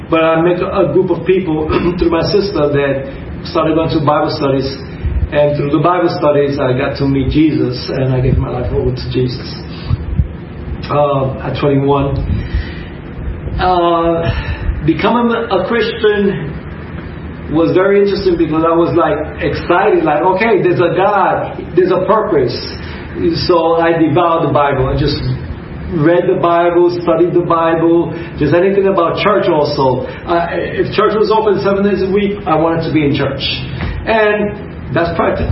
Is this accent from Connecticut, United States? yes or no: no; New York City, New York, United States; moved away as an adult; also born or lived in Arecibo, Puerto Rico; now in Puerto Rico; we lived in New York City, in East Harlem, Spanish Harlem, and that's where I grew up all my life.